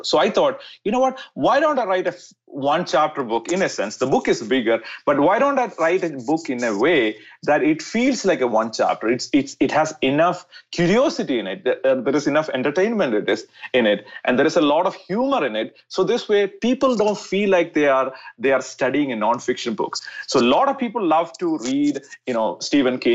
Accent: India; I was born in India.

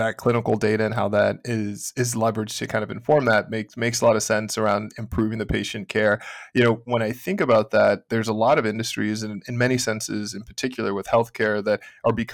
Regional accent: Houston, Texas, United States; I'm from Houston

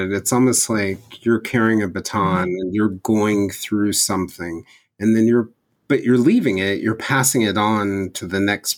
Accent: Marietta, Georgia, United States; I grew up in middle school in Marietta

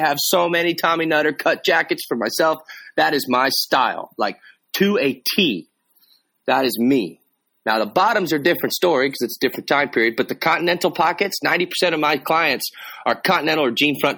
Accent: Texas, United States; that's how I was raised down here in Texas

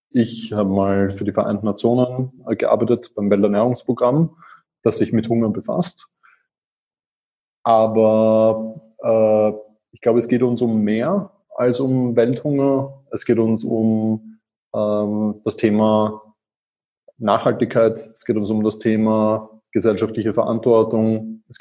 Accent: Vienna, Austria; Ich bin Wiener, bin dort vor 37 Jahren geboren worden. Ähm, ich bin dort aufgewachsen. Ich bin dann äh, auch dort zur Uni gegangen.

